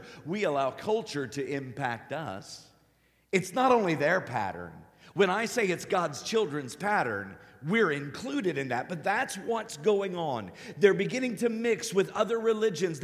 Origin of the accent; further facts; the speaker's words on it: Cincinnati, Ohio, United States; I'm a Buckeye. I'm from Cincinnati